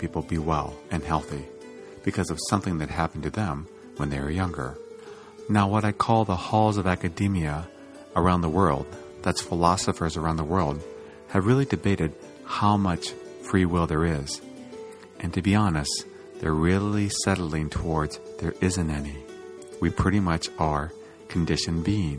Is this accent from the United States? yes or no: yes; Iowa, United States; I grew up in Iowa